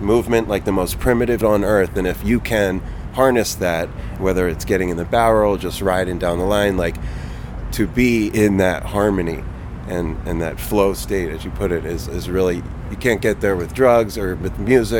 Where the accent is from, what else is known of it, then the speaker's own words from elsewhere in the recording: New Jersey, United States; I grew up in Jersey, near Philly, spent my summers at the Jersey Shore.